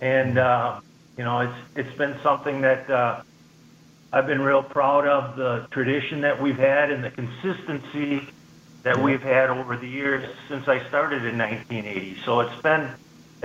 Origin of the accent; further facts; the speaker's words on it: Blanchardville, Wisconsin, United States; Blanchardville is my hometown. I grew up on a farm.